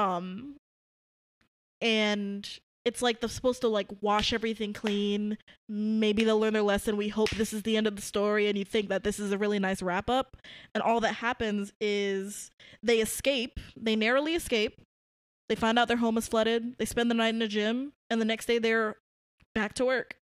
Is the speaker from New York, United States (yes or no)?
yes; New York City, New York, United States; I grew up in Brooklyn, New York